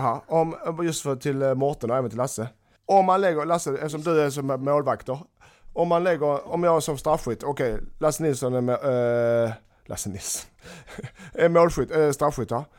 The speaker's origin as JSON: {"language": "Swedish", "town": "Malmö", "region": "Skåne", "country": "Sweden", "said": "Jag är från Malmö"}